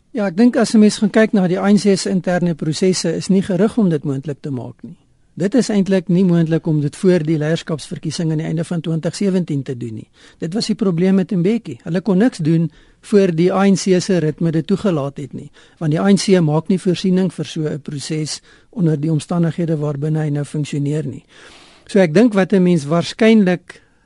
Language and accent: Afrikaans; South Africa; ons as Suid-Afrikaners die afgelope 20 jaar gewoond geraak